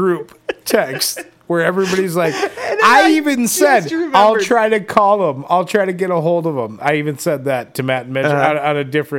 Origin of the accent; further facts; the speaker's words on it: Dominican Republic; I'm from the Dominican.